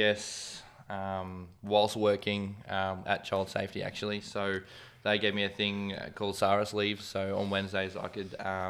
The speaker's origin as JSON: {"language": "English", "town": "Townsville", "region": "Queensland", "country": "Australia", "tie": "born or raised there", "also_born_or_lived": "Mackay, Australia", "moved": "as an adult", "lives_now": "Gold Coast, Australia", "said": "born in Mackay, grew up in Townsville."}